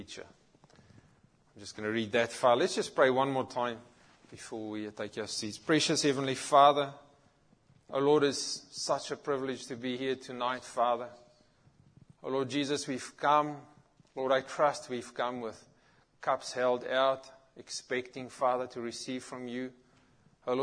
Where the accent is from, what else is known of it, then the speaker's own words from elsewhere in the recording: South Africa; moved away; I grew up in South Africa and very much in our environment, Christianity was a culture.